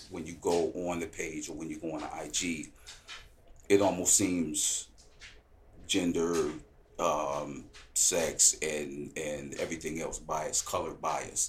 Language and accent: English; Milwaukee, Wisconsin, United States; born or raised there; moved away as an adult